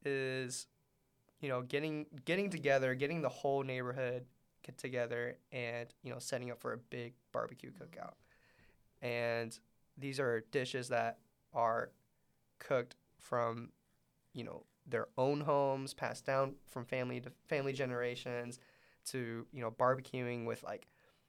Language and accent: English; Middlesbrough, North East England, United Kingdom; Because I growing up in Middlesbrough, it's always been small businesses, small communities, and small groups.